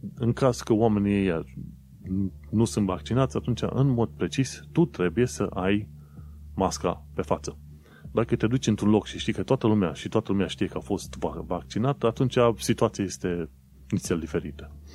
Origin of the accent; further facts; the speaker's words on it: Romania; moved away as an adult; now in London, United Kingdom; că sunt din România, că sunt străin